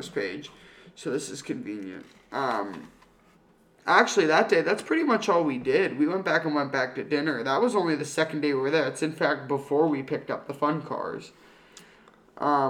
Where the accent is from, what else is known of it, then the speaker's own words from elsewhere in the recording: Pennsylvania, United States; We're like, Pennsylvania